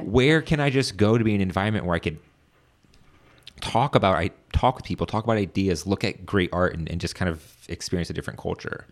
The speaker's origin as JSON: {"language": "English", "region": "Virginia", "country": "United States", "moved": "as an adult", "lives_now": "Washington, D.C., United States", "said": "I'm from Virginia as well"}